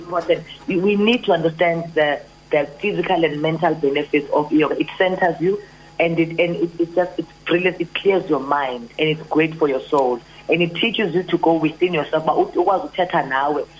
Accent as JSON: {"language": "English", "town": "Johannesburg", "region": "Gauteng", "country": "South Africa", "tie": "born or raised there", "said": "I grew up in Orlando West"}